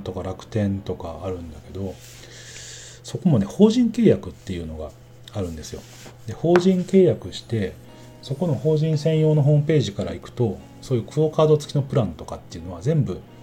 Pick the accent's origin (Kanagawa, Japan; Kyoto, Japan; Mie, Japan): Mie, Japan; moved away; 自分なんかはねあの出身生まれが三重県なんで